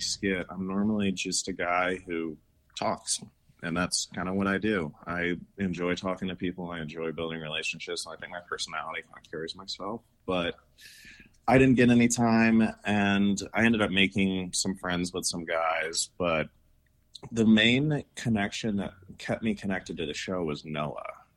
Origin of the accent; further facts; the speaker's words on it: St. Louis, Missouri, United States; now in Salt Lake City, United States; I grew up in Saint Louis, Missouri